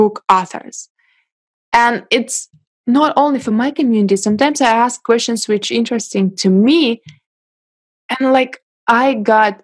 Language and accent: English; Russia; born or raised there; English is a second language; moved away as an adult; now in China